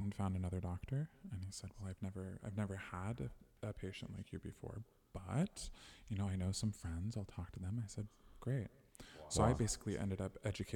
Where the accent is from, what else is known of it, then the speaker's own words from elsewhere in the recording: United States; now in Germany; transitioning in Germany as an American